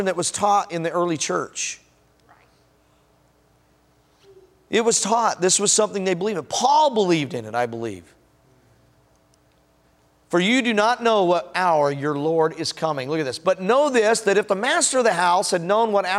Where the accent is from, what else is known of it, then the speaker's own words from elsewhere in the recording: Denver, Colorado, United States; moved away; also born or lived in Washington / Tulsa County; I'm from Denver